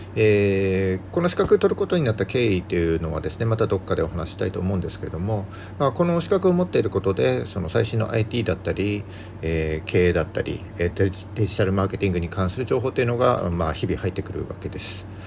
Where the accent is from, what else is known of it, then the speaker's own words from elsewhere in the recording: Yamagata countryside, Japan; now in Sendai, Japan; 僕出身は山形の田舎なので、もっと寒くて、雪もすごいとこに住んでたんですけども